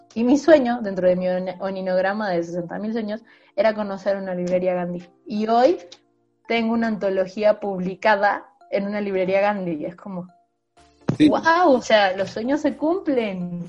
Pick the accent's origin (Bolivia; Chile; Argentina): Bolivia; now in Mexico; Soy una boliviana que publico en México